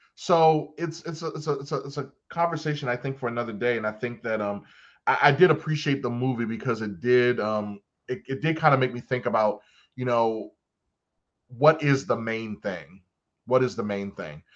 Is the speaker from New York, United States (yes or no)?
no; Baltimore, Maryland, United States; I'm from Baltimore